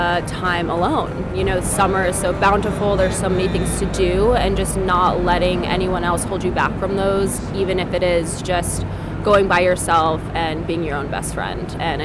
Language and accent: English; New York City, New York, United States; I'm from Brooklyn, New York. So I'm living alone for the first time